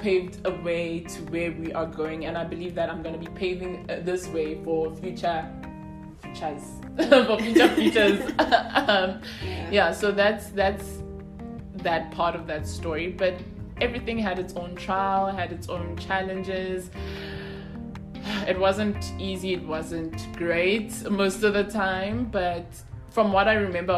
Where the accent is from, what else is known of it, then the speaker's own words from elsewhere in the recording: Soweto, Gauteng, South Africa; I'm from Soweto.